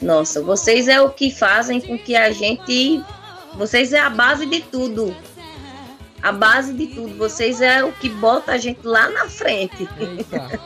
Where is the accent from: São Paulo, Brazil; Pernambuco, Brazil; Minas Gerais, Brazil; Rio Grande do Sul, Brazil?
Pernambuco, Brazil; Garanhuns; Eu, eu sou de Garanhuns, Pernambuco, frio, terra suíça pernambucana, terra de …